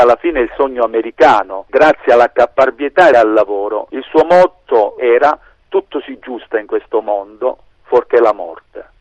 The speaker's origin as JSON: {"language": "Italian", "town": "Carfizzi", "region": "Calabria", "country": "Italy", "tie": "born or raised there", "said": "dal mio paese d'origine, Carfizzi, in Calabria"}